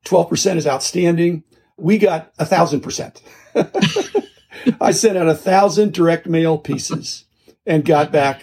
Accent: Midwest, United States; also born or lived in Japan; I grew up in the Midwest. I lived in 18 houses in my first 18 years.

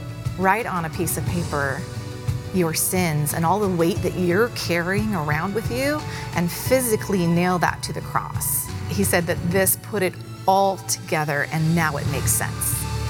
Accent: California, United States; We are from Southern California, and when we came out here, we were looking for a church, and there was so much about First McKinney that just felt like home.

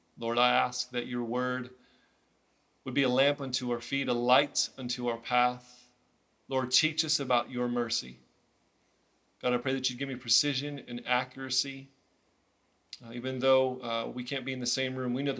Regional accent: Illinois, United States; moved away as an adult; now in Nashville, United States; we were both born and raised in Illinois

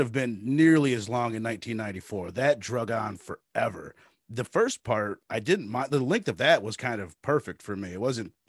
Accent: United States; accent: American; Americans we have American accents

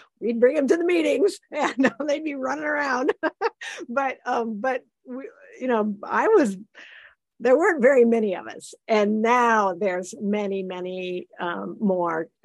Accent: Iowa, United States; moved away; also born or lived in Illinois; I grew up in Iowa, you know, and it was, you know, you grew up in a farm

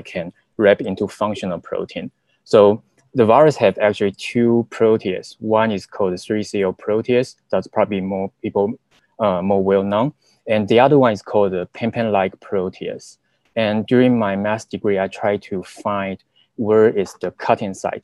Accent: Taiwan; moved away as an adult; now in United States; So I was from Taiwan, and during the college, I majored in zoology

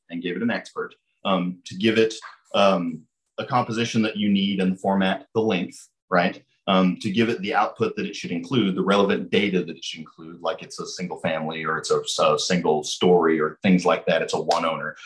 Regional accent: Lebanon, Missouri, United States; I'm from Lebanon. I grew up down here.

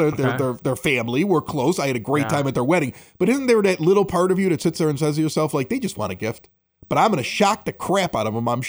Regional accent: Chicago, Illinois, United States; and you're from Chicago and I'm from Chicago

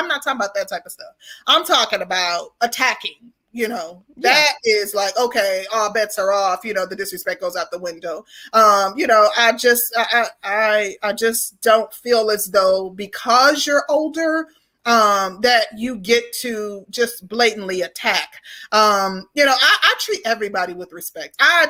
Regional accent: the South, United States; And I think it comes from, you know, being a Southerner, like respectability when it comes to older people

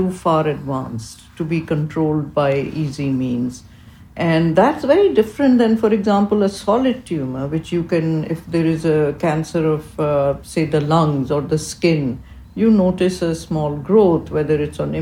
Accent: Karachi, Sindh, Pakistan; moved away as an adult; now in United States; I grew up in Karachi, Pakistan

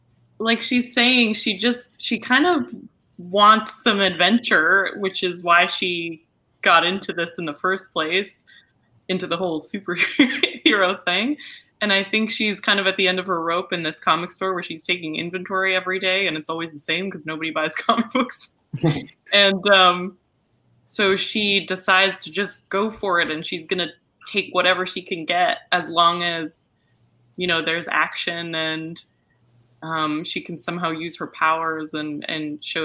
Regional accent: Munich, Bavaria, Germany; So I think so I'm from Germany. I am German. I'm originally from Munich. So I don't have a German accent, as you can hear. I was raised bilingually, but I grew up around a German accent, so I can do a spot on one.

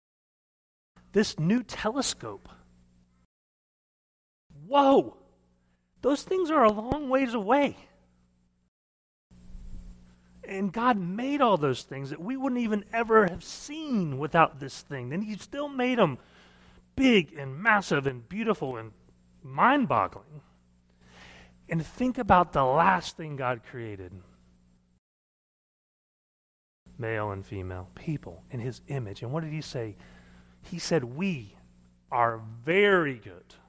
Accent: Missouri, United States; now in Oklahoma, United States; I grew up in Missouri, and so we went canoeing all the time

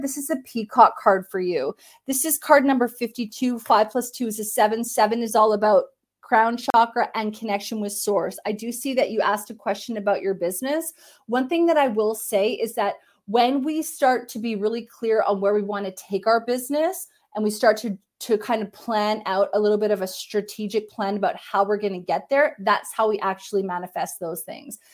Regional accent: Canada; I'm Canadian

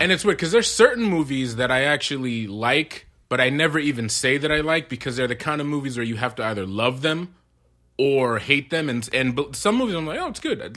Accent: Amherst, Massachusetts, United States; also born or lived in Queens, New York; I was born in Queens, but we moved to Massachusetts, uh, when I was seven

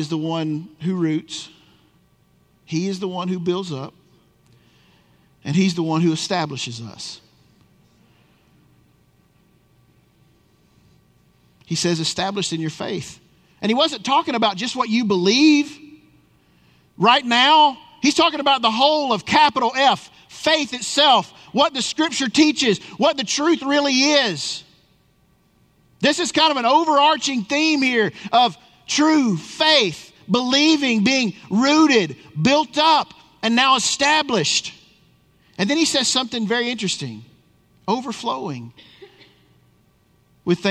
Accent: Tennessee, United States; moved away; I grew up in Tennessee

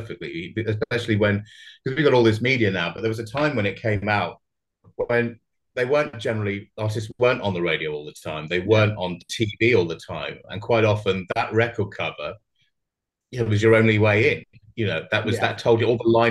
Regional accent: Surrey, South East England, United Kingdom; also born or lived in Brighton / London; I grew up in sort of Surrey, which is kind of like outside of London

